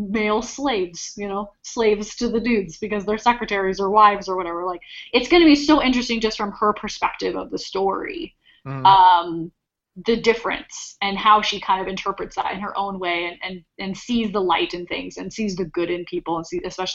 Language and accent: English; Ireland; I'm Irish, I'm an overly emotional person, first of all.